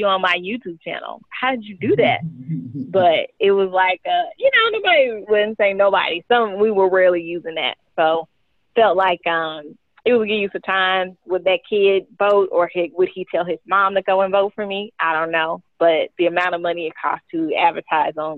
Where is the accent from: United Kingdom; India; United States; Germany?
United States; St. Louis, Missouri; now in Texas, United States; I'm from St. Louis originally. I moved to Texas in 2007.